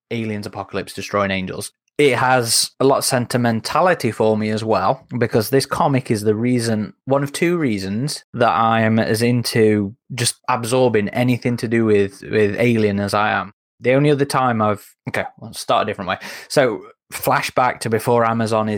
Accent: United Kingdom; I'm British.

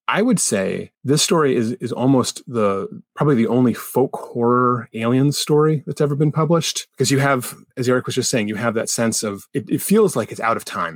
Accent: United States; as an American

